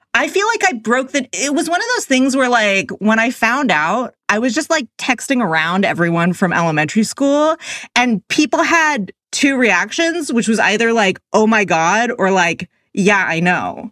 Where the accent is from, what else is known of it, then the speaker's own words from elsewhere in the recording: Oakland, California, United States; I'm from the Bay Area, and like he was the gym teacher at my elementary school in Oakland